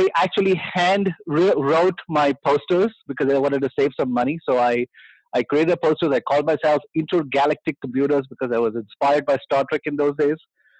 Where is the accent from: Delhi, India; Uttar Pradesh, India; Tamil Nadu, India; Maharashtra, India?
Maharashtra, India; Mumbai; I come originally from India. {S2} Fantastic. {S0} And I grew up in Bombay.